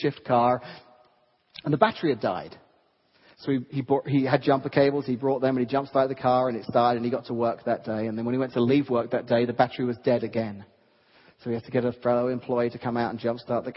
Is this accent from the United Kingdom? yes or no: yes; England, United Kingdom; moved away; I grew up in England